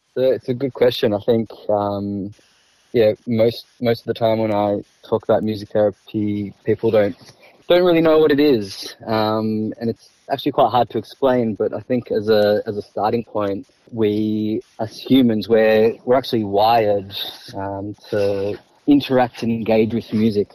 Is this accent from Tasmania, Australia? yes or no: no; Melbourne, Victoria, Australia; Born and bred in Melbourne.